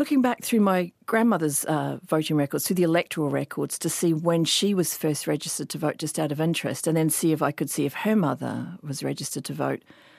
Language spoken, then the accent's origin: English; Auckland, New Zealand; I'm a writer from Auckland. My iwi affiliations are Ngāti Wai and Ngāti Whātua. My hapū is Ngāti Manuhiri, and our marae is Omaha, near Lee and Parkery Beach, on the northeast coast of the North